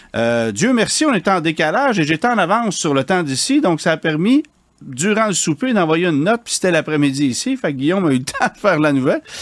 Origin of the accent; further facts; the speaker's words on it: Quebec, Canada; chez nous au Québec